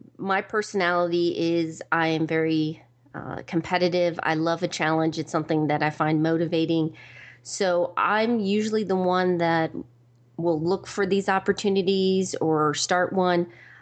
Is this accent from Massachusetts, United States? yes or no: no; New York, United States; born there; also born or lived in Georgia / Maryland / Virginia; now in Raleigh, United States; I consider myself an East Coast girl. I was born in New York, lived in Georgia, Maryland, Virginia, and now I'm in Raleigh, North Carolina.